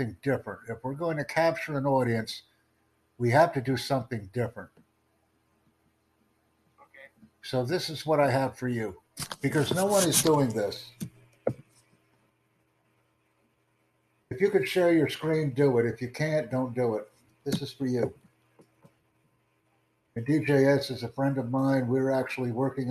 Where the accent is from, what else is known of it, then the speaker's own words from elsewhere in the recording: United States; I'm from the United States